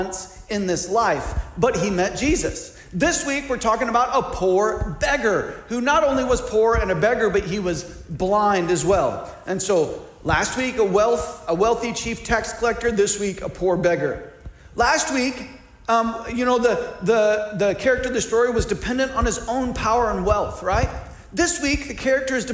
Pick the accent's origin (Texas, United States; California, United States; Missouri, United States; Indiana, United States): Missouri, United States; now in Ohio, United States; I grew up in Missouri